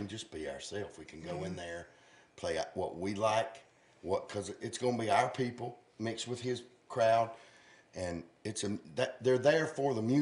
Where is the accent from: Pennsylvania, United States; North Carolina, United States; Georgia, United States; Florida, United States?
North Carolina, United States; Dallas; I'm a Dallas boy, but I'm Gaston County